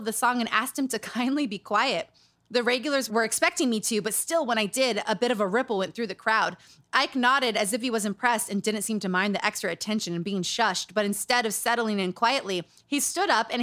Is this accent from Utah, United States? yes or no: yes; Utah, United States; Growing up in Utah. Growing up around cults